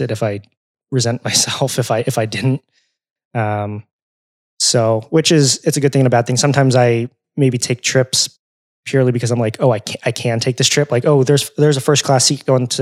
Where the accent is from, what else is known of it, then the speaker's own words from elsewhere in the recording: California, United States; moved away; also born or lived in Arizona; I grew up in California